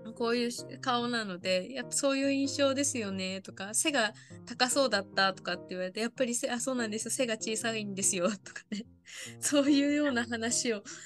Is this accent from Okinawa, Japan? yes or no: no; Niigata, Japan; moved away; 私あの今ちょっと新潟の自分の実家の地元にいるんですけれども、はい、あの帰ってきた途端やっぱりこっちの方言が出て